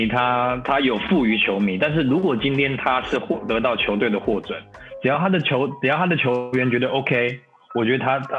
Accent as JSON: {"language": "Chinese", "country": "Taiwan", "tie": "born there", "said": "还是我们是出生在台湾的嘛，对不对？"}